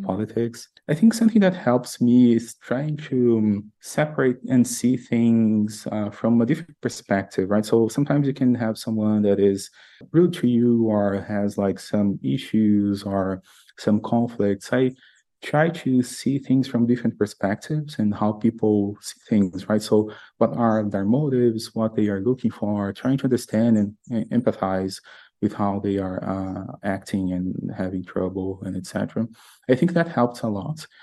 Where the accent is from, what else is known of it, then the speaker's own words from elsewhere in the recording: Brazil; moved away as an adult; now in United States; I'm originally from Brazil. I live in the US these days.